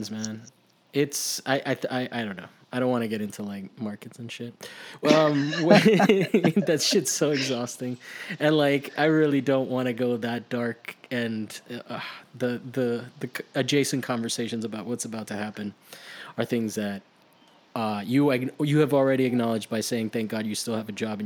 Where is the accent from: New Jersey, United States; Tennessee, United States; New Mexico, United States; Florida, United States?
Florida, United States; also born or lived in Miami / Italy; now in California, United States; I'm from Florida